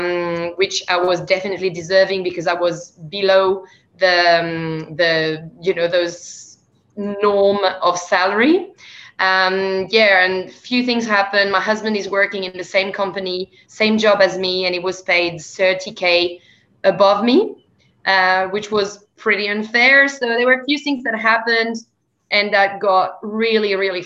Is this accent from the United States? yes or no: no; France; accent: French; English is a second language; moved away as an adult; also born or lived in Canada / England; now in Australia; As people may hear from my accent, I'm actually from France. I live in Australia, in the lucky country.